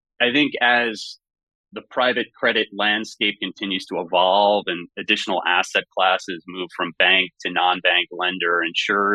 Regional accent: Great Neck, New York, United States; I grew up in Great Neck, Long Island

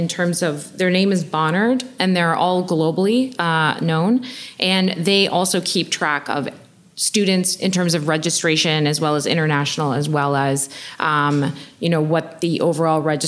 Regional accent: Oshawa, Ontario, Canada; I'm from Oshawa

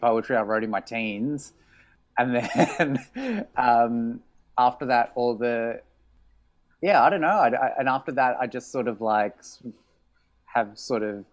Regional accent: Australia; accent: honking; moved away as an adult; As you can probably hear from my honking accent, I'm from Australia. I moved here just a little over 3 years ago.

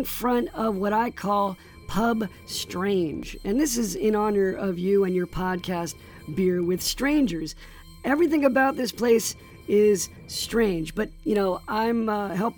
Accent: New Jersey, United States; as a fellow New Jerseyan

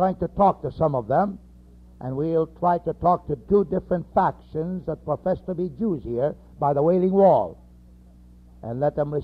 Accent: United States; we are from America

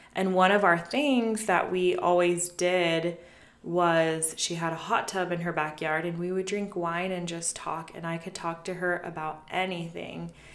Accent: United States; We grew up around Lake Tahoe, and my mom had summers off because she worked in the kitchen.

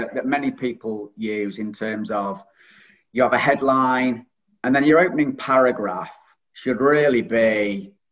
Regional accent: Stockport, North West England, United Kingdom; accent: northern; moved away as an adult; also born or lived in Macclesfield; now in Hastings, United Kingdom; you might be able to tell from the accent, I'm from the north. So I was born in Stockport and I've been living in Macclesfield for about 15 years.

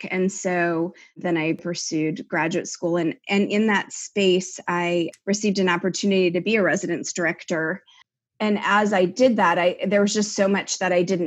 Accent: near Richmond, in Chesterfield County, Virginia, United States; I grew up near Richmond, Virginia, in Chesterfield County

